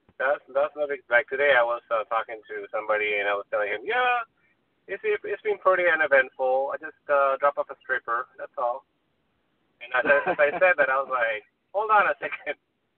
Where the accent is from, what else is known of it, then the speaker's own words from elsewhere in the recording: California, United States; now in Hawthorne, United States; I'm from the Valley, so just to get out of the Valley for me is an event.